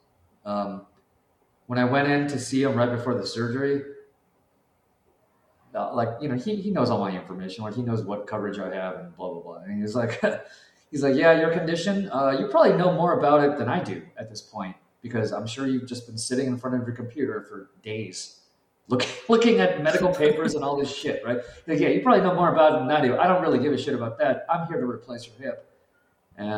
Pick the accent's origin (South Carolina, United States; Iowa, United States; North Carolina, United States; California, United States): California, United States; I grew up in California, so the myth and the lore of the actual gold rush is like I just grew up in it.